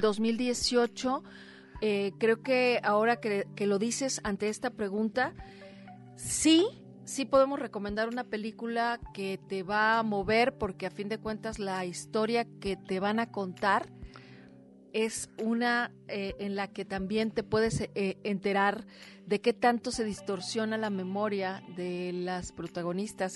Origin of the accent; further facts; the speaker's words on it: Mexico; como mexicanas y mexicanos